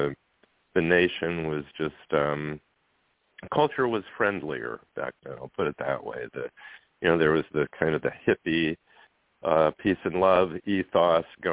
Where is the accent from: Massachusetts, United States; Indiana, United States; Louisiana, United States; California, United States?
Indiana, United States; Goshen; also born or lived in Fort Leonard Wood, Missouri; moved to Goshen, Indiana, and that's where I grew up.